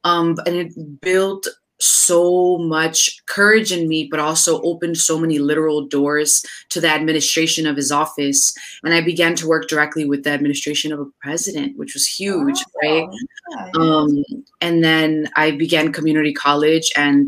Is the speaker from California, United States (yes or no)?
no; Hillside, New Jersey, United States; also born or lived in Costa Rica; I was born in Costa Rica and I grew up in Hillside, New Jersey.